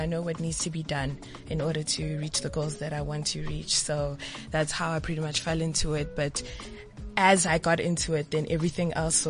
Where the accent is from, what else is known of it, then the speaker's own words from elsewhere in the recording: Johannesburg, Gauteng, South Africa; 28 years old from Diepsloot here in Johannesburg.